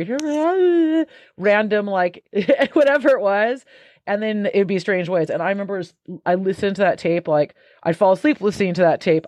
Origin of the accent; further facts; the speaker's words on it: Santa Cruz, California, United States; moved away as an adult; now in United Kingdom; my hometown of Santa Cruz